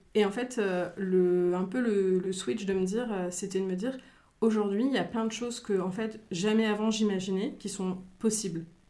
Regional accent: Picardy, Hauts-de-France, France; now in Reims, France; je suis originaire de Picardie, je vis déjà depuis plusieurs années sur Reims, donc on va dire rémoise d'adoption

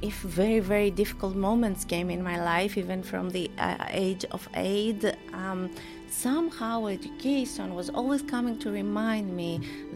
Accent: Greece; I was born in Greece and I was raised by my mother

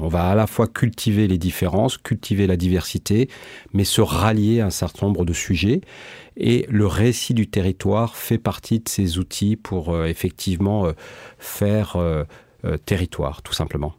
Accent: Marseille, Provence-Alpes-Côte d'Azur, France; je suis natif de ce territoire, je suis né à Marseille

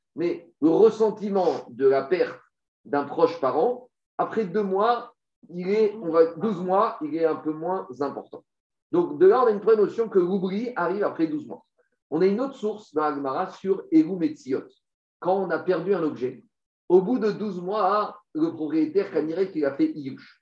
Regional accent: France; chez nous en France

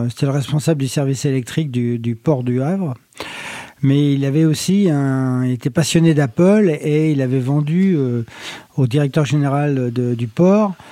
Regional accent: Morocco; born there; also born or lived in Mantes-la-Jolie, France; par moi je suis né au Maroc et mon papa euh, était électricien

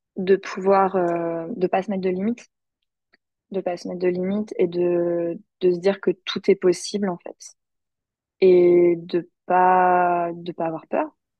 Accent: France; now in United States; en tant que Français

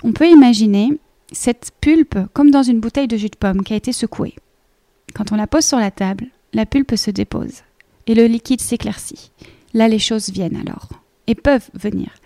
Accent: Belgium; accent: Belgian; moved away as an adult; now in Paris, France; moi je suis belge, euh, comme ça, vous le savez tous pour le petit accent

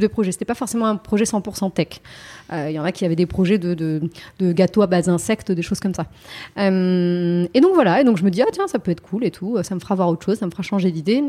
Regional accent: Yvelines, Île-de-France, France; j'ai grandi dans les Yvelines

